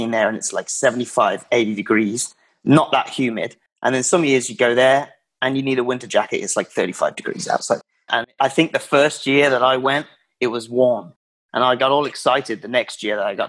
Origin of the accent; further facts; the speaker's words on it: Worcestershire, West Midlands, United Kingdom; moved away as an adult; now in United States; I am from Worcestershire, England, which is right in the middle, in the West Midlands